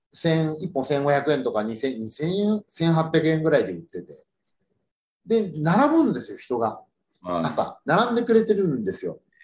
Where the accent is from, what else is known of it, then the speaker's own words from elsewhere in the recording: Yokohama, Kanagawa, Japan; moved away as an adult; now in Fuchu, Japan; 生まれも育ちも横浜なんで、まだ横浜歴の方が長いんですけど、府中来てまだ16年なんで